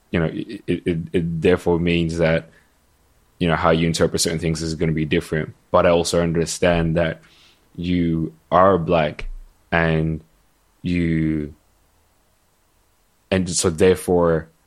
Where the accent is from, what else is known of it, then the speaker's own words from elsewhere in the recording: Ghana; whether it's because I'm from Ghana and I and I tell you that Jollof is from Ghana